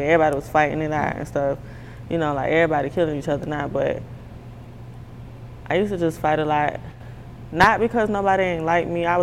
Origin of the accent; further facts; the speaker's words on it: Jacksonville, Florida, United States; growing up in Jacksonville, I used to fight a lot.